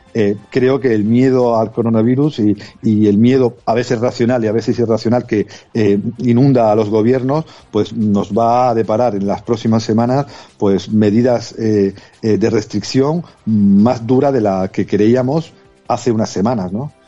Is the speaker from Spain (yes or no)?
yes; Region of Murcia, Spain; a los que venimos de Murcia